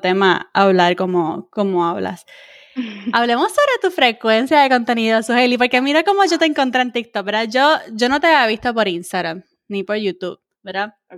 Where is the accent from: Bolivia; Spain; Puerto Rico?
Puerto Rico; now in United States; puertorriqueño sí habla tirado, tú sabes, como que nosotros somos el, slang de, Latinoamérica, nosotros somos los que hablamos tiradito